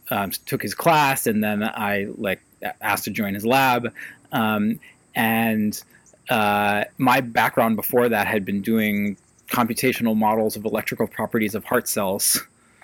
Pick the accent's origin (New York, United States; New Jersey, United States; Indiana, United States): New York, United States; Ithaca; I grew up in Ithaca